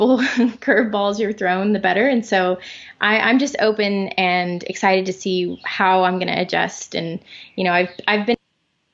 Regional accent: Springfield, Missouri, United States; in Springfield, Missouri, my hometown

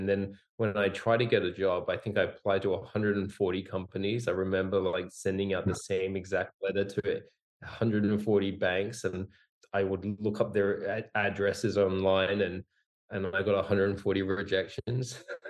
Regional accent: Singapore; also born or lived in Australia / Hong Kong; I was born in Australia and grew up in Singapore and Hong Kong.

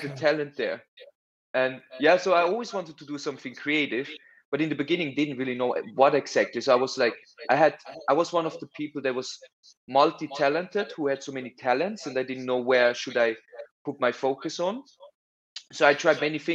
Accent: Bern, Switzerland; also born or lived in Zurich; I went to the boarding school in Bern

